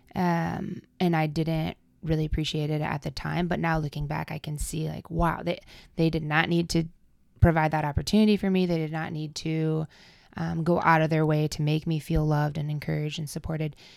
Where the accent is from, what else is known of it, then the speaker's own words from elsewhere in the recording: Adel, Iowa, United States; moved away as an adult; now in Quad Cities, United States; I am originally from Adel, Iowa